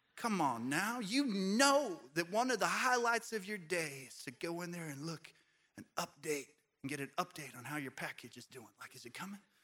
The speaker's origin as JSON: {"language": "English", "country": "United States", "said": "as American Christians"}